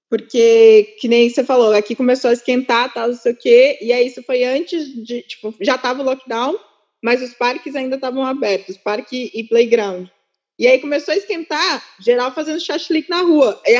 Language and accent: Portuguese; Ukraine; eu não vai acontecer nada comigo porque eu sou ucraniana, eu sobrevivi não sei quantas guerras